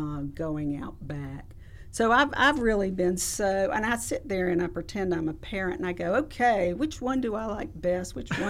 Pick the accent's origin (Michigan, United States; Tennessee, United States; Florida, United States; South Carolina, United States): South Carolina, United States; Lexington; Yes, I'm from Lexington and grew up going to that library